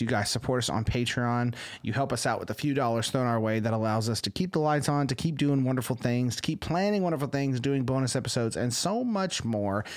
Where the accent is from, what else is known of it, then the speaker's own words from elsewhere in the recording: Texas, United States; you can't like the Yankees as a Texan